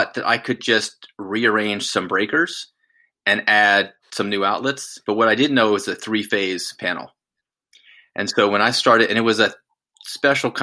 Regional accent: Winston-Salem, North Carolina, United States; I grew up in Winston-Salem, North Carolina

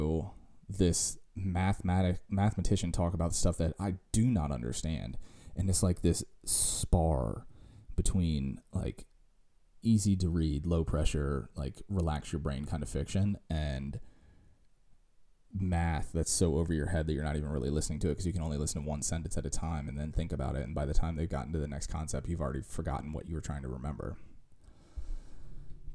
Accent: Virginia, United States; we're hillbillies from Virginia

